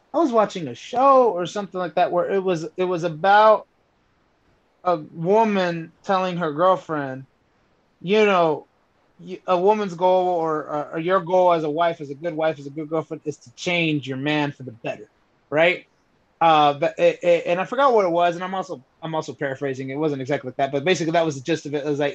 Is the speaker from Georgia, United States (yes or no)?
yes; Atlanta, Georgia, United States; also born or lived in Dallas, Texas; I was born in Dallas, Texas, but I came here in 1990 when I was around 4 or 5. And I love Atlanta. Atlanta's my home.